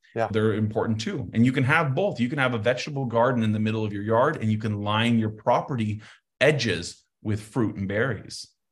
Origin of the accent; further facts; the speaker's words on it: Santa Fe, New Mexico, United States; I grew up in Santa Fe, we're not as cozy warm as you guys